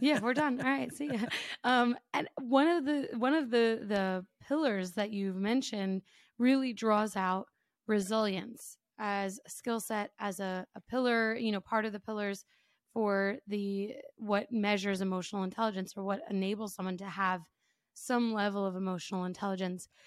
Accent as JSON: {"language": "English", "country": "United States", "said": "me as an American"}